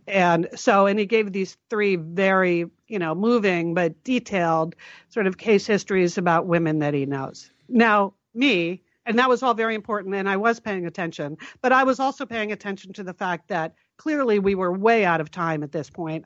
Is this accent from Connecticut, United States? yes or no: yes; Connecticut, United States; when we were growing up in Connecticut, and both of our parents were from New Haven